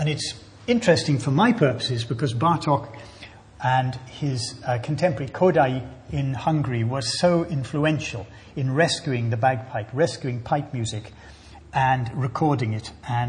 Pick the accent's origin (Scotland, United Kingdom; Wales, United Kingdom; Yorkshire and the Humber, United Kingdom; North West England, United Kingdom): Scotland, United Kingdom